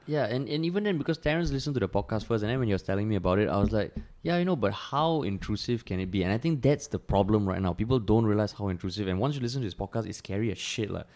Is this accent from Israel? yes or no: no; Singapore; growing up in Singapore